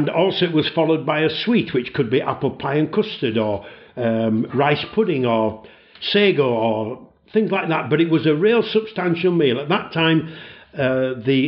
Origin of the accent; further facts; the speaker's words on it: Leeds, Yorkshire and the Humber, United Kingdom; moved away as an adult; I originate from Yorkshire, just outside Leeds, and that's where I was born